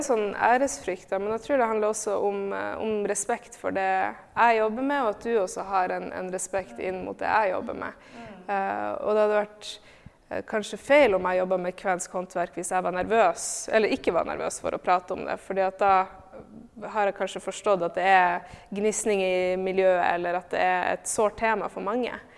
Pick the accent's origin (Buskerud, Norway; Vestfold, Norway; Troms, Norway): Troms, Norway; Tromsø; moved away; also born or lived in Oslo; jeg er født og oppvokst i Tromsø